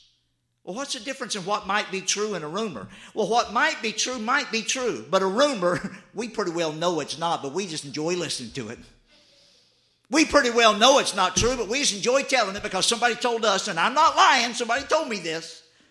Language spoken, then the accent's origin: English; the South, United States; I mean, I grew up in the South. My mother, she didn't make sweet tea.